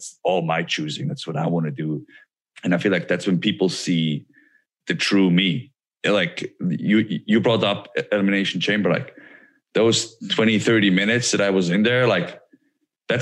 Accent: Switzerland; moved away; I'm a kid from Switzerland that wanted to be a pro wrestler. And like wrestling is not big in Switzerland

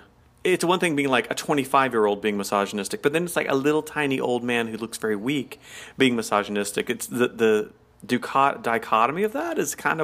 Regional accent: the South, United States; I'm from the South where we take our time.

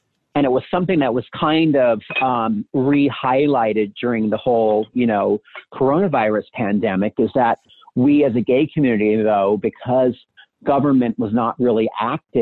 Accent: Allentown, Pennsylvania, United States; moved away; also born or lived in New York City; growing up in Allentown, Pennsylvania, as a 13-year-old or 14-year-old

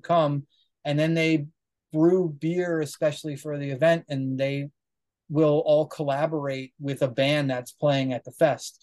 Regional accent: Wilkes-Barre, Pennsylvania, United States; I grew up in Northeast Pennsylvania in a town called Wilkes-Barre

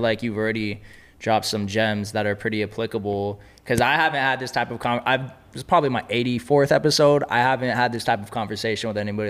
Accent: Los Angeles, California, United States; I've been born and raised in Los Angeles

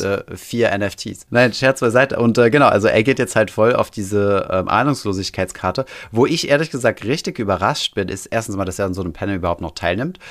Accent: Germany; also born or lived in Paris / Saarland; now in Berlin, Germany; bei uns in Deutschland

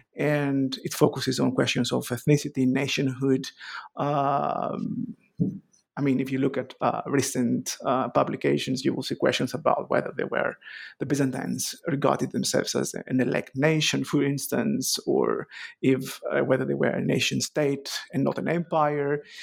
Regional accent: Greece; moved away as an adult; also born or lived in Athens, Greece / Ioannina, Greece; now in Edinburgh, United Kingdom; I was born in Athens, raised, uh, in Chalcedon

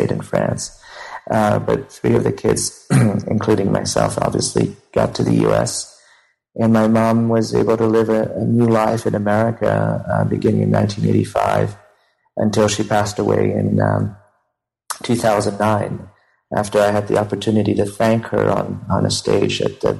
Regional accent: Cambodia; also born or lived in Phnom Penh / Pursat province; now in California, United States; I was born in Cambodia just before the Khmer Rouge

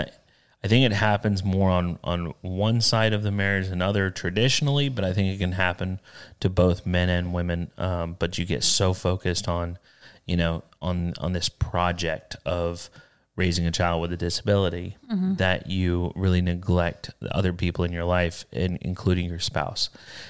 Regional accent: the South, United States; I grew up in the South. We turned our own butter and didn't talk about penises.

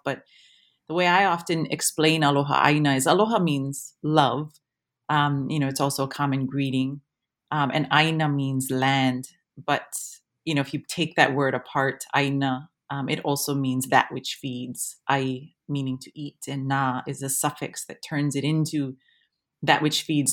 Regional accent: Waimea, Hawaii, United States; moved away as an adult; now in Wellington, New Zealand; having been born and raised in Hawaii and being Hawaiian in Hawaii

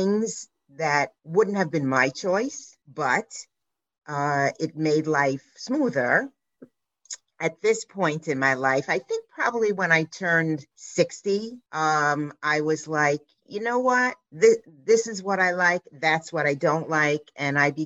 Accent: New York City, New York, United States; I grew up on the Lower East Side in New York City

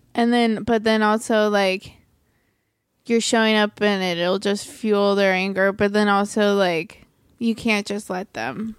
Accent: Merritt Island, Florida, United States; moved away as an adult; also born or lived in New York; now in Los Angeles, United States; growing up in Florida uh like you where I was was a pretty conservative county

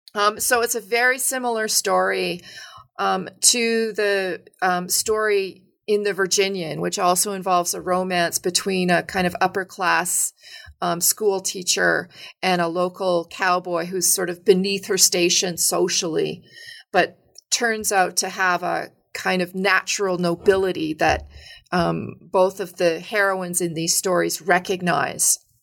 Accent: Edmonton, Alberta, Canada; I grew up in, uh, a sort of middle-sized city in, um, Alberta called Edmonton

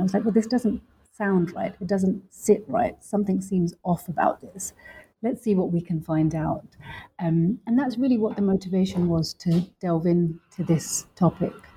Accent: London, United Kingdom; also born or lived in Lahore, Pakistan; I grew up in London, um, and I also grew up a little bit also in Pakistan, specifically in Lahore

